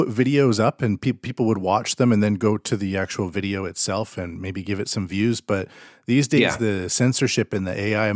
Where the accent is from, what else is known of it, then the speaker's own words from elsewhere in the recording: Canada; I'm Canadian